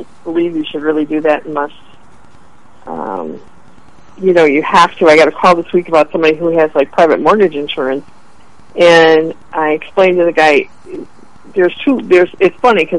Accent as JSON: {"language": "English", "town": "Chicago", "region": "Illinois", "country": "United States", "said": "from Chicago. We know how it works."}